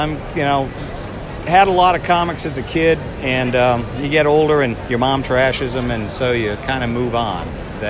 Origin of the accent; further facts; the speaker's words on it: New Orleans, Louisiana, United States; I grew up in New Orleans, so you had Mardi Gras and all